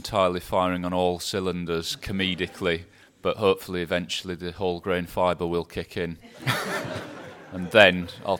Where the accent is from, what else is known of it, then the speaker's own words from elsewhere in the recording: Scotland, United Kingdom; accent: English; I'm a Scottish boy with an English accent and a Welsh spelt first name, and I show off for a living.